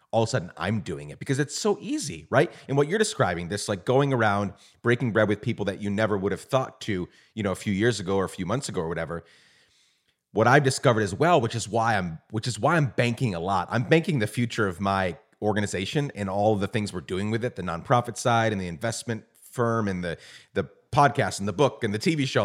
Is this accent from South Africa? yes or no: no; Guatemala; moved away as an adult; also born or lived in New York / Mid-South, United States; now in United States; I was born in New York, raised in Guatemala